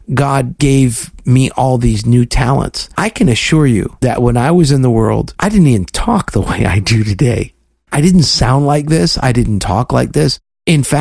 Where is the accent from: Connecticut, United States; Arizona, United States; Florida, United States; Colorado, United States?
Florida, United States; South; my story about growing up in South Florida